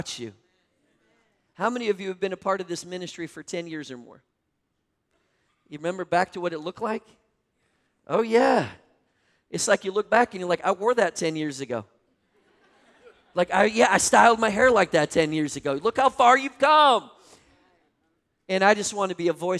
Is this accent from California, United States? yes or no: no; Minnesota, United States; moved away; also born or lived in North Carolina; I grew up in Minnesota